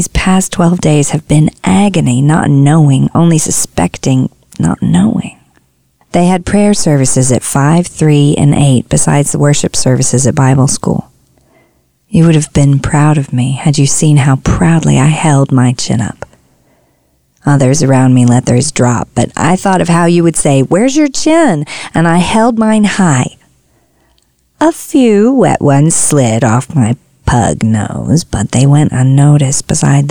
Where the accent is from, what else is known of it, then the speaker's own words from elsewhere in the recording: Tyler, Texas, United States; When I was a kid, we had a pecan tree in our front yard in Tyler, Texas